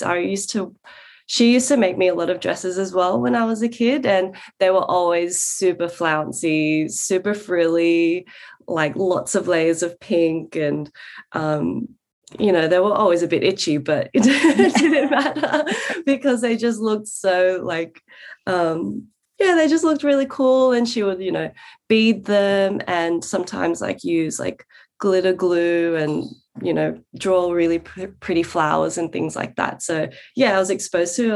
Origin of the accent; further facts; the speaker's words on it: Sydney, New South Wales, Australia; also born or lived in London; my earliest memories growing up in Western Sydney are in that backyard, in those two houses